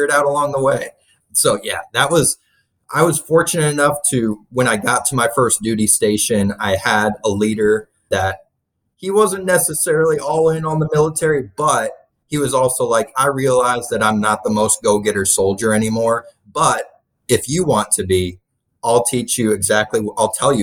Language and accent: English; Kansas City, United States; moved away as an adult; I'm from the Kansas City area. That's mainly where I grew up originally